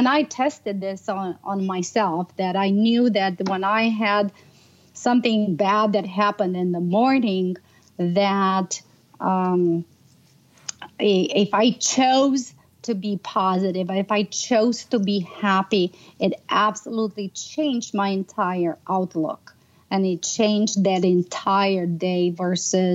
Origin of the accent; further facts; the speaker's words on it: Romania; moved away; I grew up in Romania